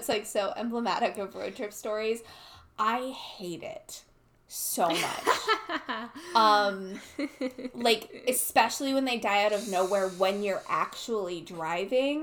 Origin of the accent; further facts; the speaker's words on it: United States; growing up in America